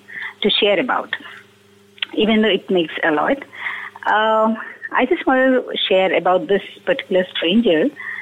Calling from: Bangalore, Karnataka, India

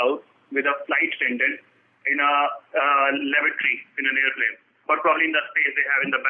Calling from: Delhi, India; I'm calling from Delhi.

